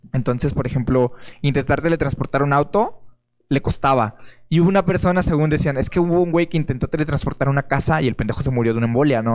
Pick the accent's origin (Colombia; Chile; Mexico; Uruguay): Mexico; somos mexicanos